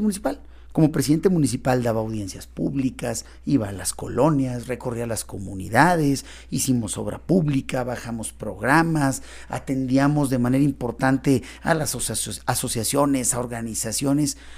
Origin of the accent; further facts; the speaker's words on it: Río Grande, Zacatecas, Mexico; Yo soy originario de Río Grande.